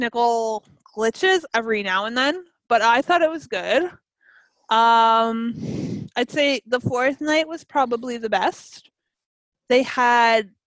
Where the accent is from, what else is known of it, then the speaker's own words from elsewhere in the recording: Canada; I'm Canadian.